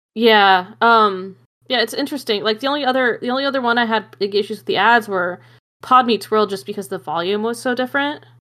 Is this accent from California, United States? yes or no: no; Arizona, United States; my hometown, 'cause we have square dancing on the square. And we'd go square dancing, 'cause it's the state dance of Arizona